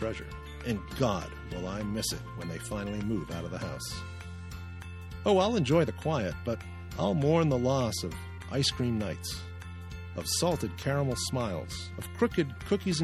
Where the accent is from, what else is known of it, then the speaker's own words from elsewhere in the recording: Maynard, Massachusetts, United States; my hometown of Maynard, Massachusetts